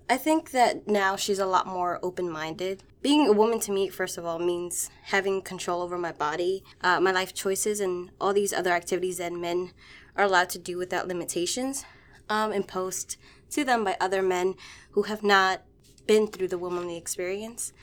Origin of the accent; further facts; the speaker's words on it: Washington, District of Columbia, United States; I grew up in Washington, D C, and I grew up Catholic.